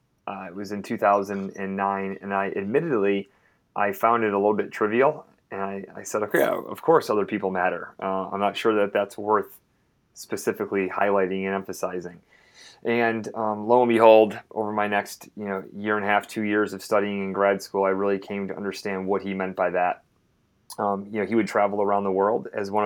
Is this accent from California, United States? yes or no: no; Syracuse, New York, United States; moved away as an adult; also born or lived in West Point, New York / Texas / North Carolina / Arizona; I was born and raised in Syracuse, New York